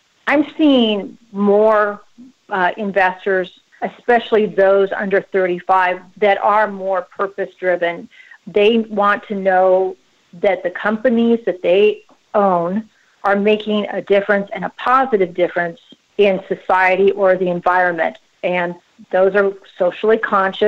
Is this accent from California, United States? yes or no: no; Seattle, Washington, United States; moved away as an adult; also born or lived in Chicago; now in Texas, United States; I was born and raised in the Pacific Northwest, specifically Seattle